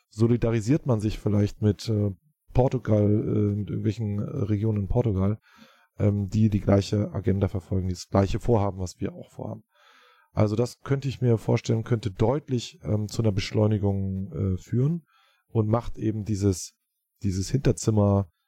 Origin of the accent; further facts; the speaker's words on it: Berlin, Germany; Wir sind Berliner, ja, wir fühlen uns äh, als Berliner, das können wir auch weiterhin bleiben